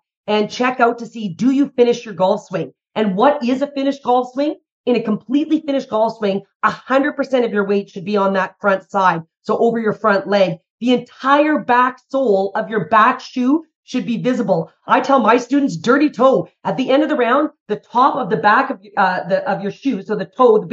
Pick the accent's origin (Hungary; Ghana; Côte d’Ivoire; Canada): Canada; Calgary, Alberta; I'm from Calgary, Alberta, Canada